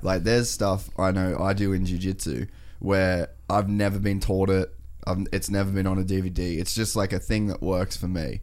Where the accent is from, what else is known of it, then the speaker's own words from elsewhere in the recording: Cairns, Queensland, Australia; now in Gold Coast, Australia; we, we grew up in Cairns